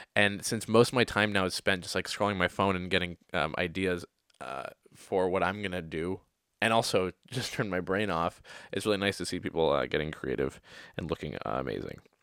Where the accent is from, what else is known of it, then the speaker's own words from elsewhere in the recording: Oakville, Ontario, Canada; moved away as an adult; also born or lived in Toronto; now in New York City, United States; Today I am in Oakville, Ontario. Oakville, Ontario is a small town